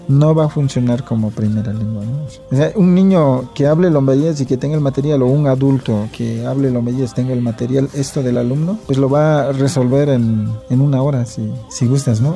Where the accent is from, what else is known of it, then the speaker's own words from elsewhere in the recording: San Mateo del Mar, Oaxaca, Mexico; first language Huave (Ombeayiüts); Spanish is a second language; moved away as an adult; also born or lived in Mexico City; yo era monolingüe en el Ombeyes, ¿no? Era mi primera lengua y entonces la primaria y secundaria lo estudié ahí en San Mateo